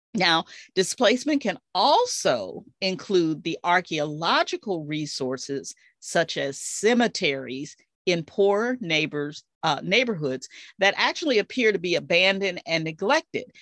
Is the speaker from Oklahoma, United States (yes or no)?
no; Dallas, Texas, United States; my hometown of Dallas, Texas